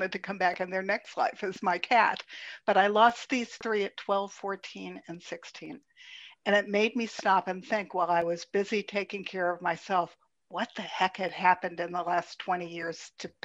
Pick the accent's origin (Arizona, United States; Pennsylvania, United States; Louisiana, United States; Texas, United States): Pennsylvania, United States; Pittsburgh; I was born in Pittsburgh